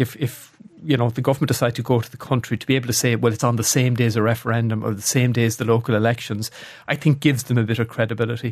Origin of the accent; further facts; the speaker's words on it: Athlone, Leinster, Ireland; moved away; I, I come from Athlone. uh, an average Irish town